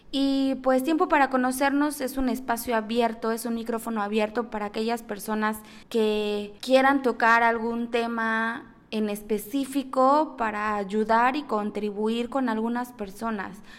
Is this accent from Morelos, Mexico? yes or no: no; Mexico City, Mexico; now in Cancún, Mexico; soy originaria de la Ciudad de México, 100% chilanga